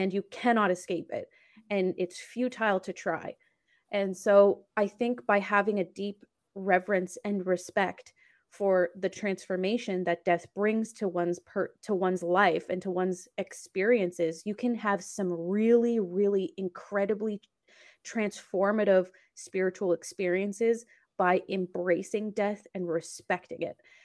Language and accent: English; Canada; I'm also Canadian